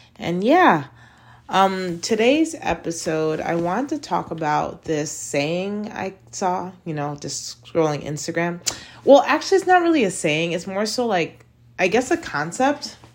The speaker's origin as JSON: {"language": "English", "country": "United States", "tie": "born or raised there", "moved": "as an adult", "lives_now": "China", "said": "being an American citizen and growing up in an American school system"}